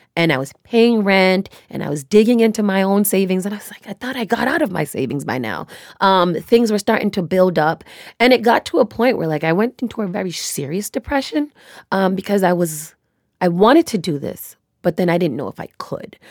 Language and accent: English; United States; I was born and raised here in America